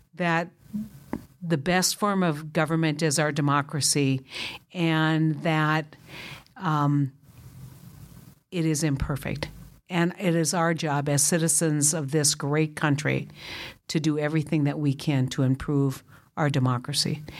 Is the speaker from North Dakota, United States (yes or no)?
yes; North Dakota, United States; I was from North Dakota, not South Dakota.